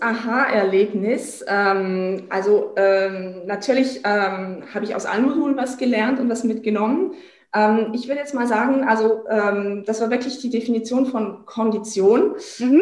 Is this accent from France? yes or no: yes; France; bei uns in Frankreich ist es ja auch, also Frankreich ist auch ein Pferdeland